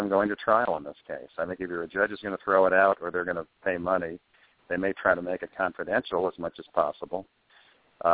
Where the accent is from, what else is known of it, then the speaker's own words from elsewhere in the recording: Englewood, New Jersey, United States; also born or lived in New York; I was born in New York, but raised partly in New York, but mostly in Englewood, New Jersey